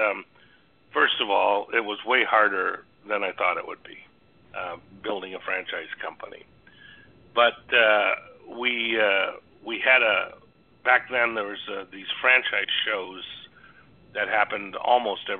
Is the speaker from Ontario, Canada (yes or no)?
yes; Toronto, Ontario, Canada; I grew up in Toronto, Canada